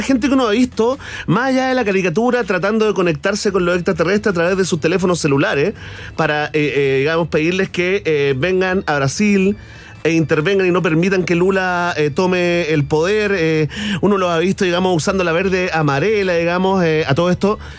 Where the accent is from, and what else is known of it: Chile